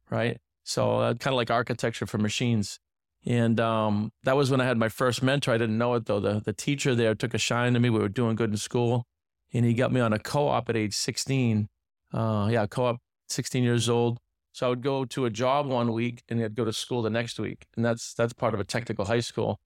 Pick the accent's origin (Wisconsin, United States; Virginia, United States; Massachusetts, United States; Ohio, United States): Massachusetts, United States; north central; moved away as an adult; also born or lived in Pennsylvania; now in Miami, United States; I grew up, uh, in a, a smaller inner city, about fifty thousand people. It's actually north central Massachusetts, so, uh, about an hour outside of Boston